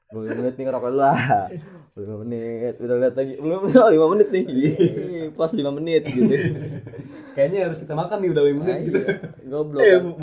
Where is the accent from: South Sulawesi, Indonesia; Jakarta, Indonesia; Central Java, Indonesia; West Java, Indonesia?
West Java, Indonesia; malu sebagai orang Sunda gue sangat malu.